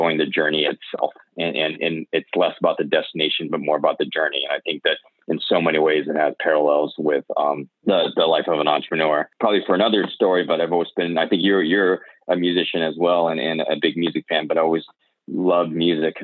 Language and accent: English; Bay Area, California, United States; growing up in the Bay Area